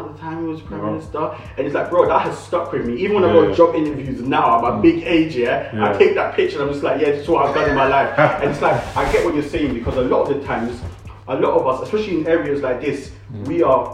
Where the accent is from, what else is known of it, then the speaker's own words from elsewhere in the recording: London, United Kingdom; I grew up in Brixton all my life